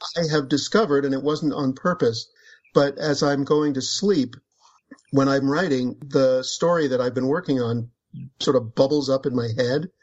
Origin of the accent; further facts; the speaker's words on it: United States; as an American